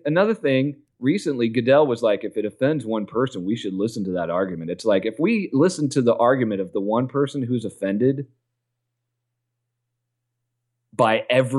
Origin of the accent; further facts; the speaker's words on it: North Carolina, United States; growing up in North Carolina